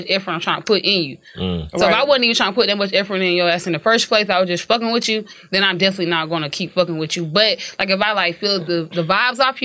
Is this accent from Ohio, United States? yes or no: no; Columbia, South Carolina, United States; I am from Columbia, South Carolina.